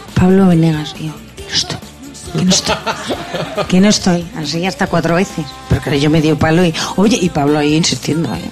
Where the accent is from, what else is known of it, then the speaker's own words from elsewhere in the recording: Basque Country, Spain; toda mi tierra, todo el País Vasco